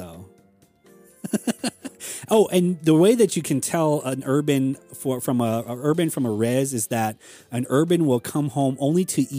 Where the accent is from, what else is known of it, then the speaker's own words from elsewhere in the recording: Tuba City, Arizona, United States; we can say that we grew up in Tuba City